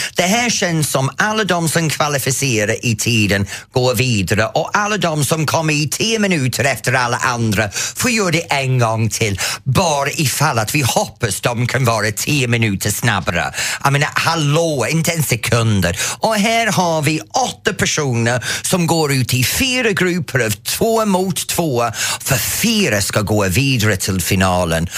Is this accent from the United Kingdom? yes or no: yes; England, United Kingdom; Swedish is a second language; moved away as an adult; now in Sweden